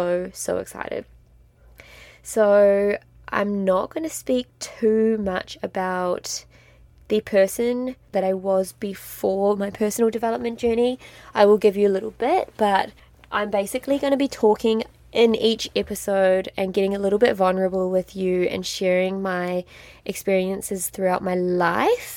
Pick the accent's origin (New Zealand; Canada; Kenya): New Zealand; moved away as an adult; also born or lived in France; I grew up in an extremely small town in New Zealand. I'm a Kiwi.